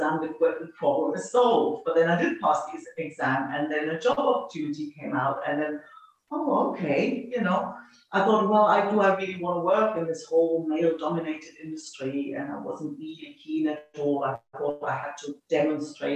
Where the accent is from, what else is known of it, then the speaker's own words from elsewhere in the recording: East Germany, Germany; moved away as an adult; also born or lived in Sydney, Australia; I grew up in East Germany